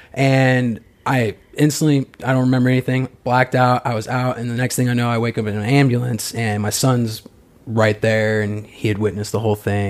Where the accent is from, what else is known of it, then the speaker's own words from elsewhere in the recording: Arizona, United States; moved away; I'm from Arizona